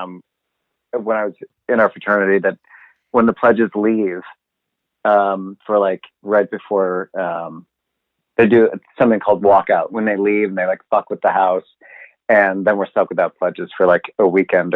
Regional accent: Chicago, Illinois, United States; I'm from Chicago. I'm not from southern Indiana

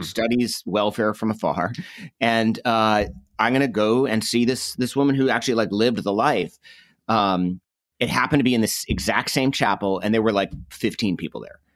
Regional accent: Northeast, United States; I grew up in the Northeast.

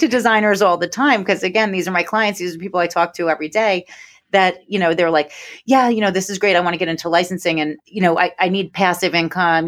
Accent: New York, United States; accent: New York; born and bred in New York, and I've been accused of sounding like Fran Drescher

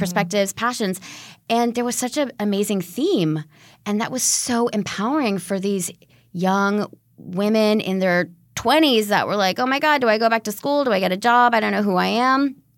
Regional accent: California, United States; also born or lived in London; my home state of California

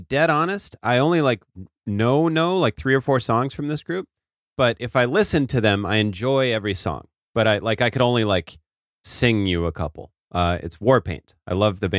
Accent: Midwest, United States; I grew up in the Midwest.

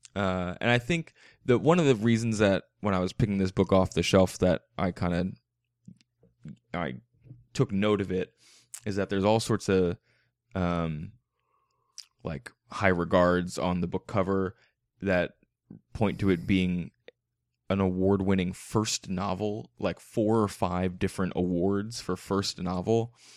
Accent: Philadelphia area, Pennsylvania, United States; I'm from the Philly area. That's, we say Wooder

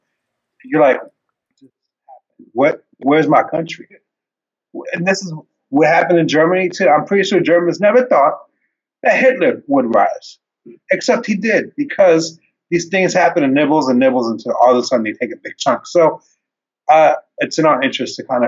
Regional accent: Ethiopia; moved away; I come from Ethiopia. I was born in 1974.

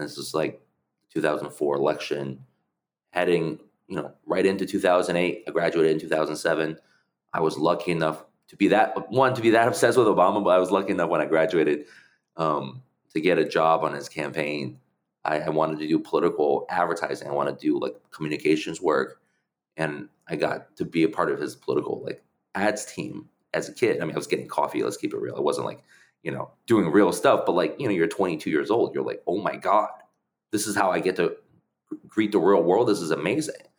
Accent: New Haven, Connecticut, United States; English is a second language; also born or lived in China; we lived in New Haven, Connecticut. That's where I grew up

